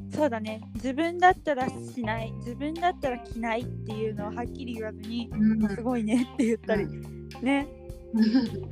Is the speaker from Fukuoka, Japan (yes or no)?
yes; Fukuoka, Japan; moved away as an adult; also born or lived in China; 私は福岡県出身